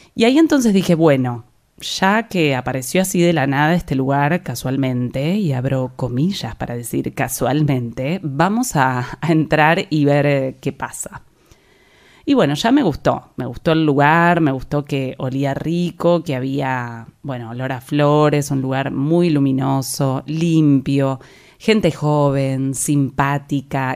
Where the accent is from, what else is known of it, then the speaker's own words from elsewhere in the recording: La Plata, Buenos Aires Province, Argentina; moved away as an adult; now in Buenos Aires, Argentina; Yo soy de La Plata, una ciudad que queda a unos 60 kilómetros de la ciudad de Buenos Aires